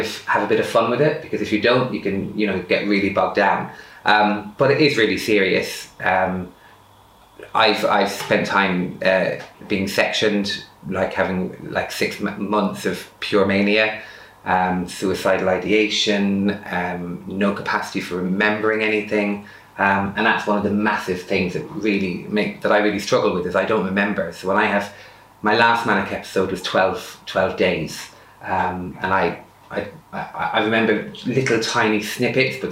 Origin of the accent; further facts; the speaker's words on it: Ireland; I'm Irish